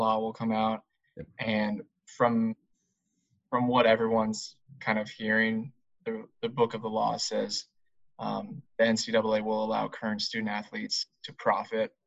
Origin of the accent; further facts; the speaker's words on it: Southern California, United States; I born and raised in Southern California